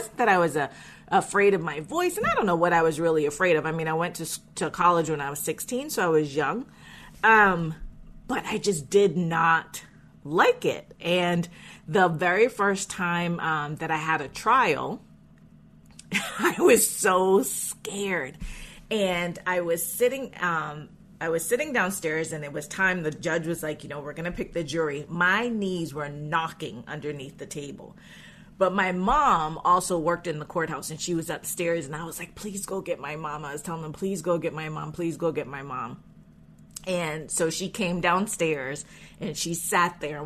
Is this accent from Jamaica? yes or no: yes; Jamaica; I was born in Jamaica